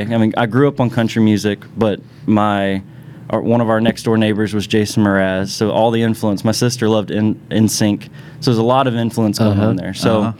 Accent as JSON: {"language": "English", "town": "Mechanicsville", "region": "Virginia", "country": "United States", "tie": "born or raised there", "said": "I'm originally from Mechanicsville, Virginia, just outside of Richmond."}